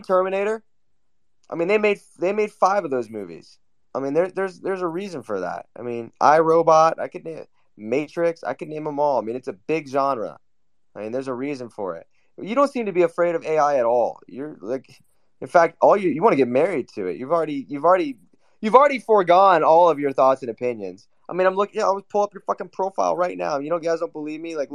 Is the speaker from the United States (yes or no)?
no; Newcastle upon Tyne, North East England, United Kingdom; I'm from Newcastle